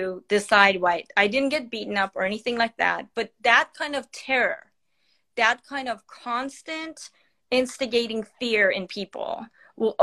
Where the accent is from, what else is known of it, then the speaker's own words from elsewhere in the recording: Iran; moved away; I am born and raised in Iran, and I'm 52 years old